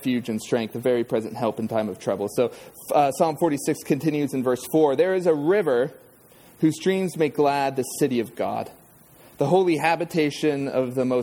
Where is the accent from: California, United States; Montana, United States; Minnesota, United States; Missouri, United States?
California, United States; Southern; I grew up in Southern California